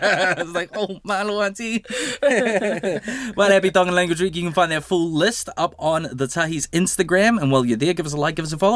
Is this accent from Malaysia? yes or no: no; Samoa; But it's the same in Samoan. Like, we say Samoa is like, it's like nganga ah